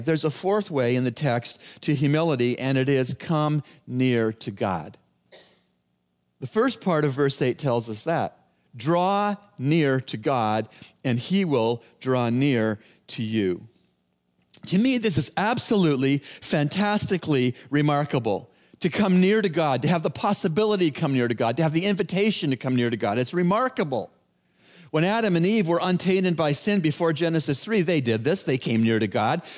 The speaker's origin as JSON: {"language": "English", "town": "Toronto", "region": "Ontario", "country": "Canada", "said": "I'm from Toronto"}